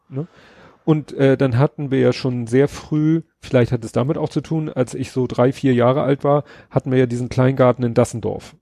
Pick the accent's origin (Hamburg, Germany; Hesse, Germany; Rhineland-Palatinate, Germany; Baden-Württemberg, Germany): Hamburg, Germany; ich als Schulkind in Hamburg in der Grundschule